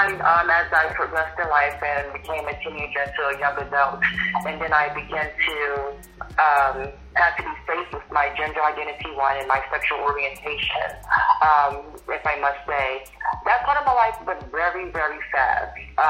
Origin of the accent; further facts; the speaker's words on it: Virginia, United States; growing up in Virginia, which is central, but people in New York would say the South